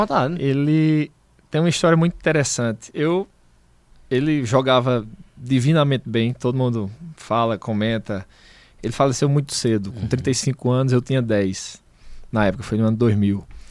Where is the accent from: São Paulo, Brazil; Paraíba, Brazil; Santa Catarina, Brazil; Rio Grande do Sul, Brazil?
Paraíba, Brazil; Monteiro; sou do Monteiro